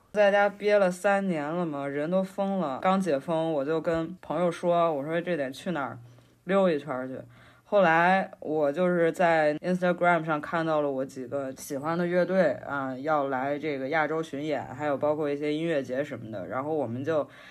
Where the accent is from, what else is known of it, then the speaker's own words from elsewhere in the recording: Henan, China; 因为我是河南人嘛，我可能比较喜欢吃面食